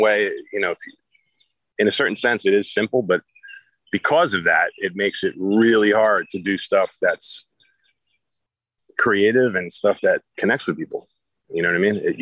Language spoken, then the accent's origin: English; United States; we're American.